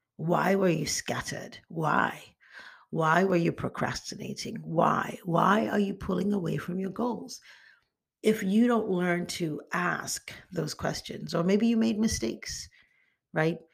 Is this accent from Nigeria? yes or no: yes; Nigeria; moved away; also born or lived in United States; I'm Nigerian American and I was raised in Nigeria